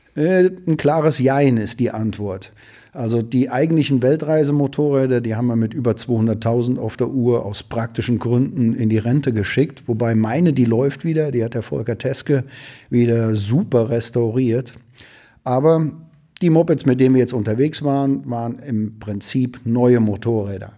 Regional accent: Ruhr area, North Rhine-Westphalia, Germany; bei uns im Ruhrgebiet

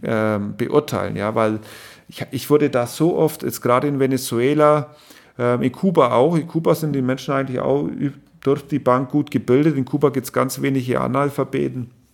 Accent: East Germany, Germany; bei uns in Ostdeutschland

